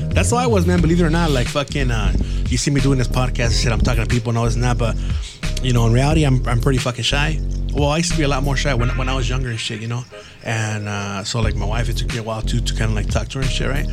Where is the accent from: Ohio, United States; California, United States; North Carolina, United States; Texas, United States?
California, United States; San Gabriel Valley; I grew up here in the San Gabriel Valley